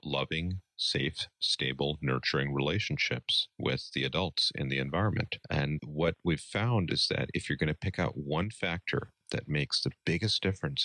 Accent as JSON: {"language": "English", "town": "New York City", "region": "New York", "country": "United States", "tie": "born or raised there", "also_born_or_lived": "East Coast / Midwest", "moved": "yes", "lives_now": "Madison, United States", "said": "I grew up out east in New York City"}